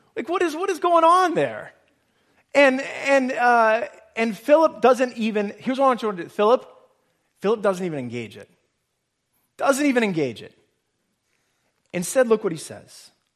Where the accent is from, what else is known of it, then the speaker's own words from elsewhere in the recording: Nebraska, United States; now in Boston, United States; I grew up in Nebraska